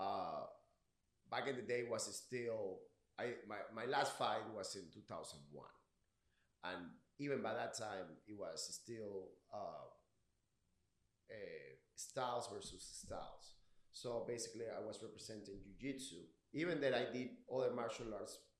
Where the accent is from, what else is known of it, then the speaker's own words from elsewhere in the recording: Venezuela; English is a second language; moved away; originally from Venezuela. Like I say, I gotta apologize for my accent. My English is pretty fucked up